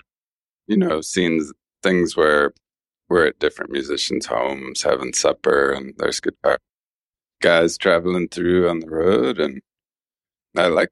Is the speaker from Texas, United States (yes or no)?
yes; Texas, United States; I am a Texan